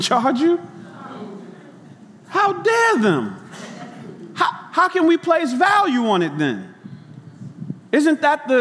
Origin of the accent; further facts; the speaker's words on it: New York City, New York, United States; I grew up in Brooklyn